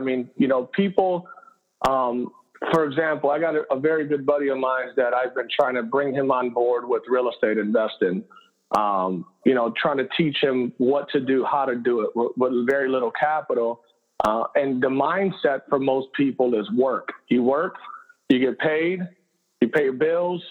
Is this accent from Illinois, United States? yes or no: no; Cleveland, Ohio, United States; I'm born and raised in Cleveland, Puerto Rican background, mom and dad, Puerto Rican